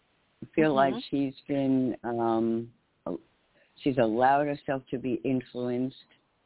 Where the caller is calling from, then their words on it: New York, United States; in New York. … in New York.